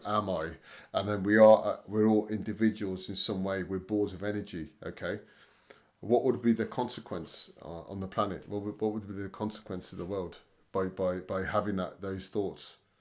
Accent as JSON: {"language": "English", "town": "Leamington Spa", "region": "West Midlands", "country": "United Kingdom", "said": "I'm from Leamington Spa"}